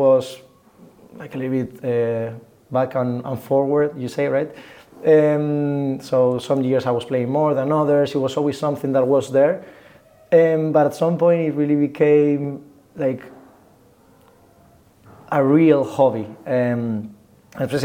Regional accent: Getafe, Community of Madrid, Spain; I'm from Madrid, Getafe in concrete, so it's like 10 minutes away from Madrid

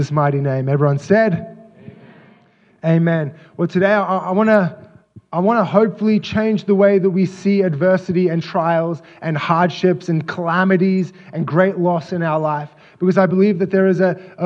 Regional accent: Australia; moved away as an adult; I'm from Australia, and so I don't have any biological family here.

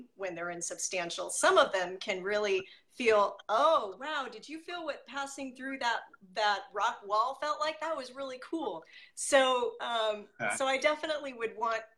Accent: Merced, California, United States; I grew up in Merced, California

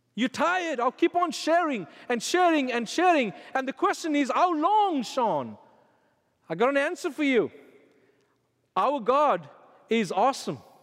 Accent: South Africa; when I was growing up in South Africa

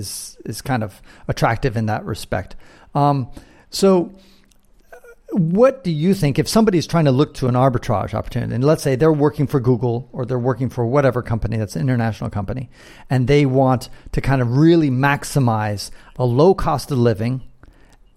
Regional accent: San Francisco, California, United States; born or raised there

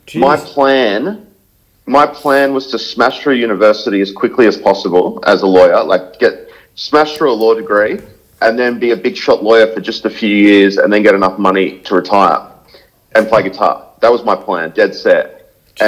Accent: Sydney, New South Wales, Australia; moved away as an adult; now in Gold Coast, Australia; born and raised in Sydney

